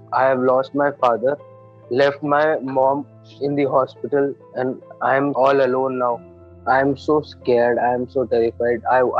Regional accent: New Delhi, Delhi, India; my hometown is New Delhi.

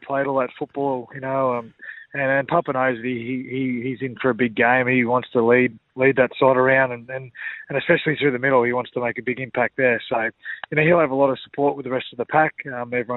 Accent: Kingaroy, Queensland, Australia; growing up in Kingaroy

